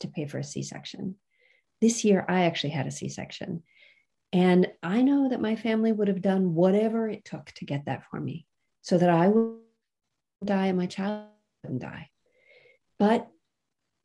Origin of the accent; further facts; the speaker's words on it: United States; I was raised in the United States